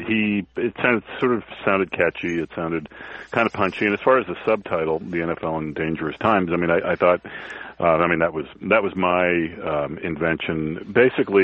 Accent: Newton, Massachusetts, United States; moved away as an adult; also born or lived in Boston; I grew up in Newton, Mass, and I was, but then I lived in Boston in my early 20s, but since, I guess, 1994, I haven't lived there

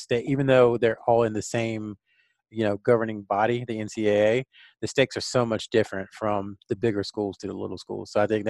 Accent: Hope Mills, North Carolina, United States; Fayetteville, North Carolina, my quasi-hometown. I'm actually from Hope Mills, but Hope Mills and Fayetteville are the same thing.

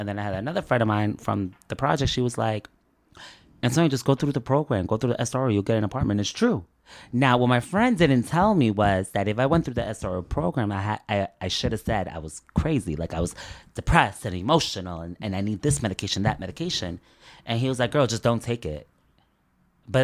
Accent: Elizabeth, New Jersey, United States; growing up in Elizabeth

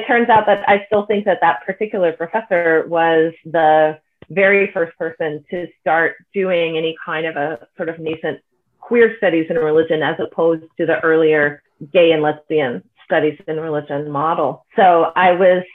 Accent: Bay Area, California, United States; I'm from the Bay Area

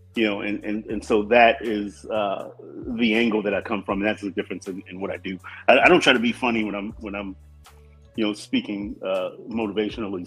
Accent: Compton, California, United States; we moved to Compton in 1969. We were the second black family on our street.

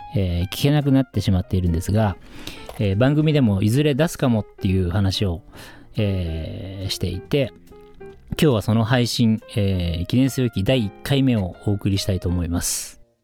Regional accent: Shizuoka, Japan; moved away as an adult; now in Tokyo, Japan; 僕静岡出身なんですけれども、えー、高校卒業して地元の洋服屋さんで働いていて

